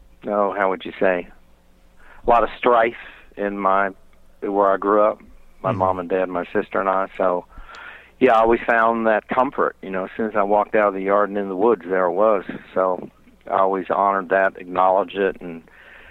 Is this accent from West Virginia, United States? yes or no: yes; Charleston, West Virginia, United States; now in North Carolina, United States; I grew up in central West Virginia around the Canoa Valley. The city there is Charleston, West Virginia